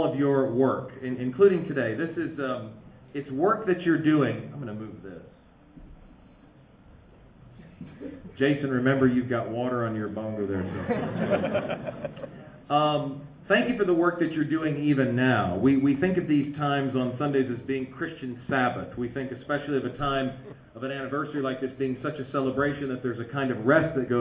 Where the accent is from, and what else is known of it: United States; accent: American